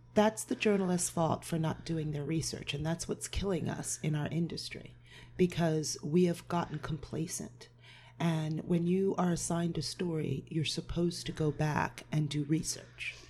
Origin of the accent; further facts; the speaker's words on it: Point Pleasant Beach, New Jersey, United States; moved away as an adult; also born or lived in Cape Cod, Massachusetts; I'm from Point Pleasant Beach